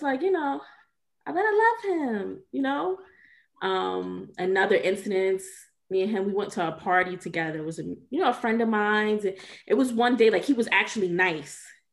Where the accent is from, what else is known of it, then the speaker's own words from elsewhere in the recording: Georgia, United States; moved away as an adult; also born or lived in New York; I grew up in Georgia. I'm back here now